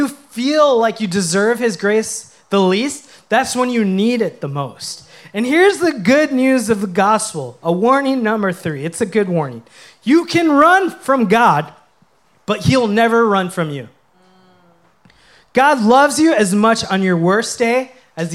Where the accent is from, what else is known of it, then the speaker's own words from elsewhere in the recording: Minnesota, United States; I grew up playing hockey in Minnesota